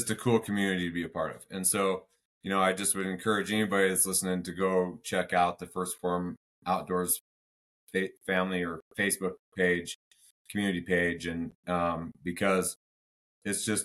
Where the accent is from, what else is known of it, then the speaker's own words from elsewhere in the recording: United States; I'm a patriot, I'm American